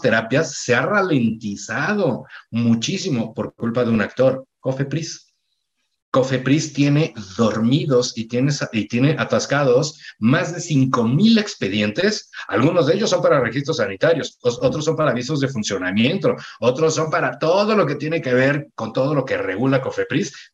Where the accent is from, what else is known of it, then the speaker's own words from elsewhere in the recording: Mexico; soy mexicano